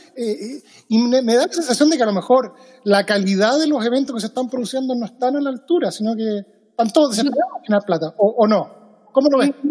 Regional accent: Chile; moved away as an adult; now in Seattle, United States; yo me fui de Chile el año 2013. 2003 llevo 17 años en Estados Unidos.

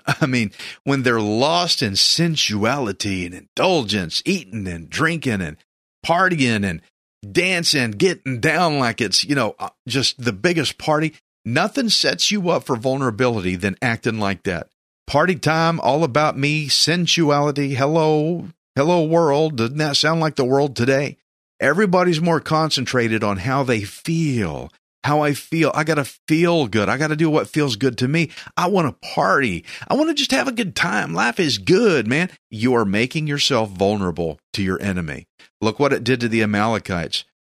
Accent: Texas, United States; I'm a Texan redneck

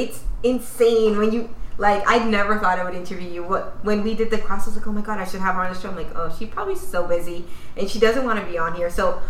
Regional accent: Dominican Republic; they know. And where are you from? Dominican.

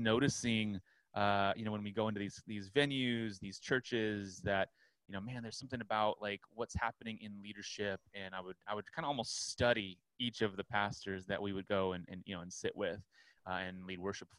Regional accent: Southern California, United States; also born or lived in Orlando, Florida / Long Beach; I'm from Southern California

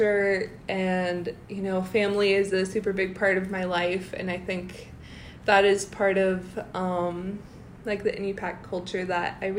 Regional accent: Anchorage, Alaska, United States; also born or lived in Palmer, Alaska / Nome, Alaska; I am from Palmer, but I grew up in Anchorage and lived in Nome for a few years

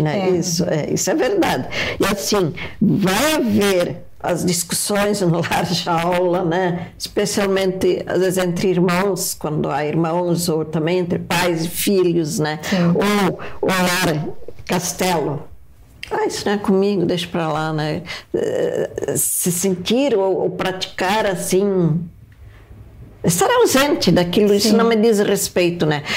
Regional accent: Horizontina, Rio Grande do Sul, Brazil; now in Curitiba, Brazil; Eu sou de Curitiba, sou natural do Rio Grande do Sul, né, de Horizontina, é mas em Curitiba há muitos anos

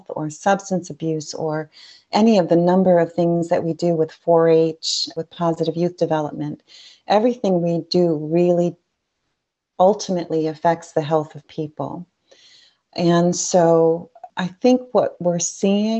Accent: Dunkirk, New York, United States; I grew up in Chautauqua County in Dunkirk, New York, right on Lake Erie.

